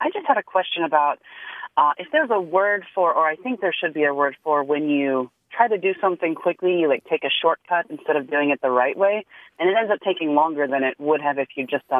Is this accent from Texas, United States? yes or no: yes; San Antonio, Texas, United States; I'm from San Antonio, Texas.